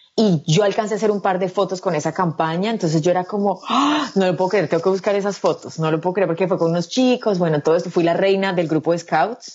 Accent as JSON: {"language": "Spanish", "town": "Medellín", "region": "Antioquia", "country": "Colombia", "tie": "born or raised there", "also_born_or_lived": "Bogotá", "moved": "as an adult", "said": "yo soy de Medellín, yo nací el 19 de diciembre del 86 en Medellín, viví en Medellín hasta los 19 años, cuando me mudé a Bogotá"}